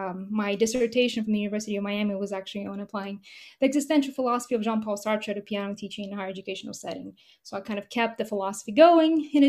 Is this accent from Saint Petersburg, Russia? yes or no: no; Moscow, Russia; also born or lived in Nashville, Tennessee / New York; now in Mississippi, United States; My mother is a composer and a pianist, and we are both from Moscow, Russia